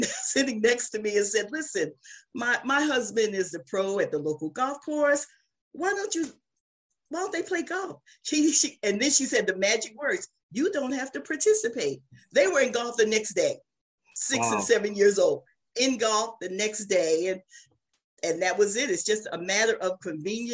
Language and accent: English; New Jersey, United States; I'm from New Jersey